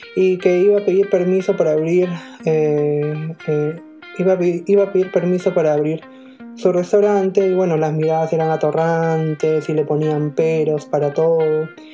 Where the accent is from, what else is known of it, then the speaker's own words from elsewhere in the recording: Peru; nosotros como peruanos